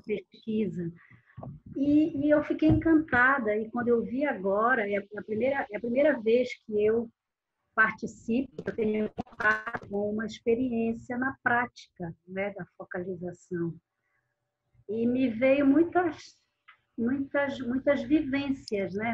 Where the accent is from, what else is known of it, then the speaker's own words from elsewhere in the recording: Belém, Pará, Brazil; eu sou de Belém do Pará